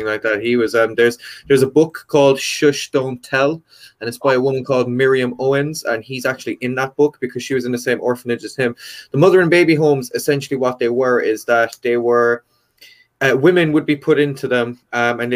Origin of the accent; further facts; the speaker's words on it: County Kerry, Munster, Ireland; also born or lived in United Kingdom; now in Cork, Ireland; I'm originally from County Kerry